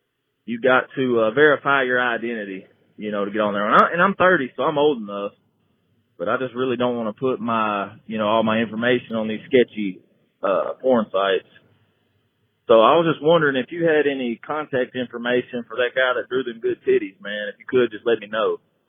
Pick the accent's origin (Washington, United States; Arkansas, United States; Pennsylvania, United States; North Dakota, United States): Arkansas, United States; Hey, Theo. I'm from Arkansas, man, and...